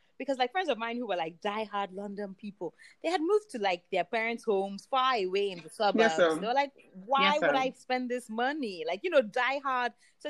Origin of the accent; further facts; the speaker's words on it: Lagos, Nigeria; also born or lived in United Kingdom; And, also, privilege of being Nigerian kids, your home is always your home. So even like in UK, I live with my mom anytime she was around.